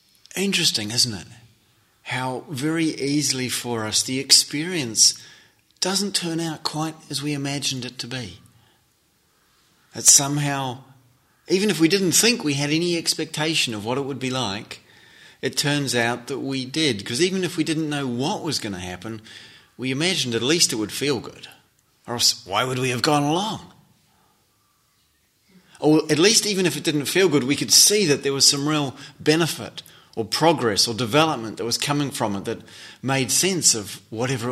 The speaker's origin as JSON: {"language": "English", "region": "North Island", "country": "New Zealand", "tie": "born or raised there", "also_born_or_lived": "Switzerland", "said": "I grew up in New Zealand and in the North Island, despite, in fact, having been born in Switzerland"}